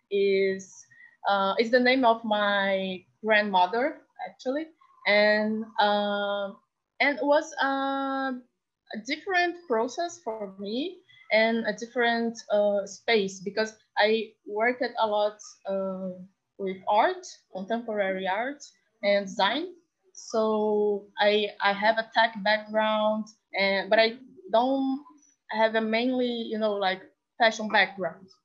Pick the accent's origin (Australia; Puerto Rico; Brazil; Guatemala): Brazil; Rio de Janeiro; I'm from Brazil, Rio de Janeiro, and I'm a, an artist, multimedia artist and designer